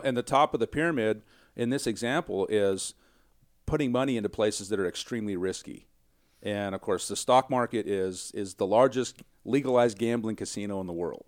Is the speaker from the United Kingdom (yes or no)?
no; small town Kansas, United States; moved away; I'm a boy from small town Kansas. I mean, my hometown is nine hundred people